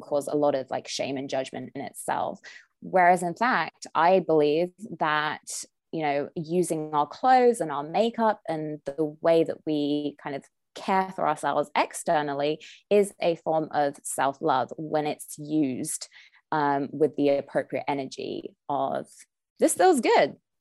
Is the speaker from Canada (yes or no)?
no; United Kingdom; moved away as an adult; now in Southern California, United States; when I first moved to Southern California, I'm British